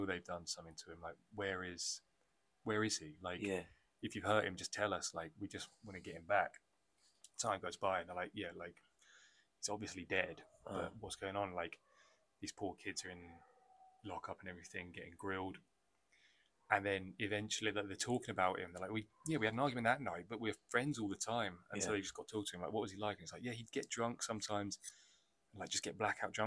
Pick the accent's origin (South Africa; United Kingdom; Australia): United Kingdom; England; also born or lived in Wales; now in Barcelona, Spain; I'm English